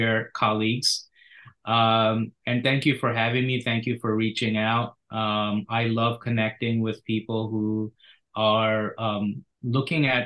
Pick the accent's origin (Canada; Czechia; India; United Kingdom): India; also born or lived in Philadelphia area; now in United States; I grew up partially in India.